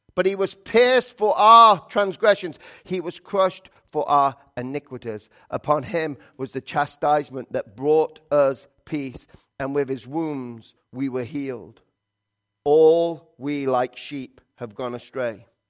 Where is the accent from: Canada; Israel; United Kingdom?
United Kingdom; England; moved away; I'm from England